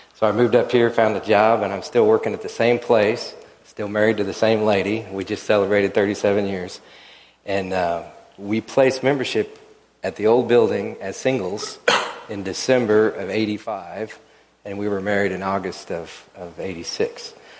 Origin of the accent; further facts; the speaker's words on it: Oklahoma City, Oklahoma, United States; now in Wichita, United States; I grew up in Oklahoma City